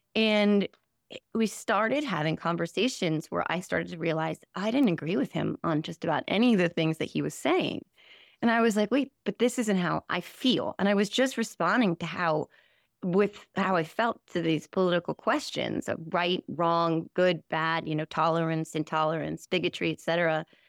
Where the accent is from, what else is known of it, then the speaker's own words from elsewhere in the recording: New Jersey, United States; also born or lived in Morristown, New Jersey / Sussex County, New Jersey / Ireland / Saginaw, Michigan; I'm Born and raised in New Jersey, um, born in Morristown, New Jersey, nineteen seventy-four